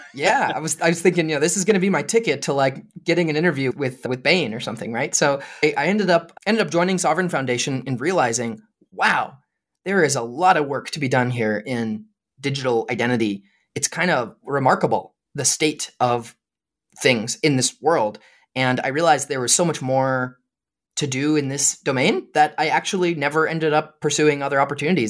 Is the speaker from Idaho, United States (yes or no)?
yes; Lewiston, Idaho, United States; moved away as an adult; now in Utah, United States; I grew up in Lewiston, Idaho, which is a town in northern Idaho